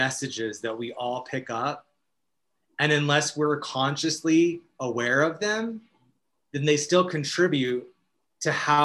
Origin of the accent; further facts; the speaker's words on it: Arizona, United States; now in Los Angeles, United States; as a young child in Arizona.